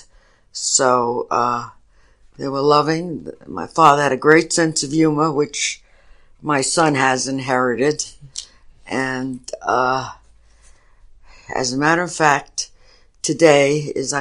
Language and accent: English; New York City, New York, United States; also born or lived in Brooklyn, New York; I grew up in the Bronx, mostly. I was born in Brooklyn, but my parents moved to the Bronx when I was very young